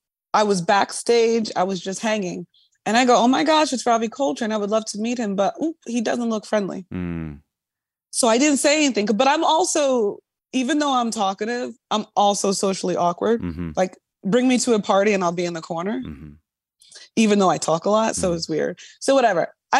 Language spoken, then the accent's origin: English; New York, United States; But I'm also biased. I'm a New Yorker.